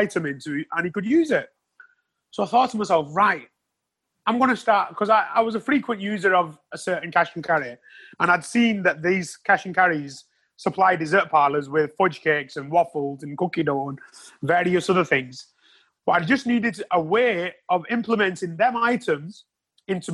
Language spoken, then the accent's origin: English; Wrexham, Wales, United Kingdom; my hometown